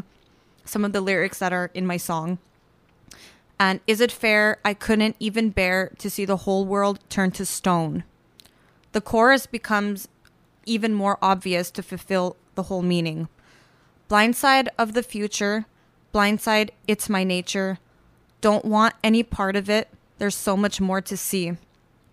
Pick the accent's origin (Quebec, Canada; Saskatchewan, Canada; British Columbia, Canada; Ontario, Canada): Quebec, Canada; Montreal; moved away as an adult; now in Toronto, Canada; Born and raised in Montreal, I moved here about 4 years ago to pursue music.